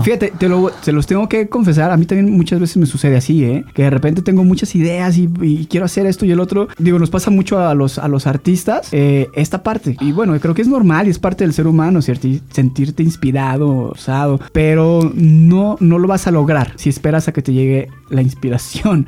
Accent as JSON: {"language": "Spanish", "town": "Guadalajara", "region": "Jalisco", "country": "Mexico", "said": "Soy tapatío"}